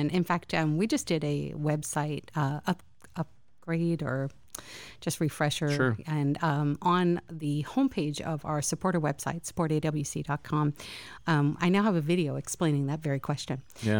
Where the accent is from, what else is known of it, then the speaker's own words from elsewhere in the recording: Winter Haven, Florida, United States; he's the headmaster of Winter Haven Christian School because we hail from Winter Haven.